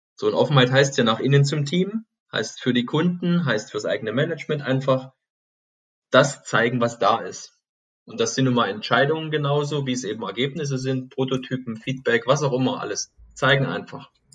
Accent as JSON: {"language": "German", "town": "Chemnitz", "region": "Saxony", "country": "Germany", "tie": "born or raised there", "moved": "yes", "lives_now": "Stuttgart, Germany", "said": "bin gebürtig aus dem Osten von Deutschland, aus Chemnitz, früher mal Karl-Marx-Stadt, und wohne jetzt hier in Stuttgart-Plining"}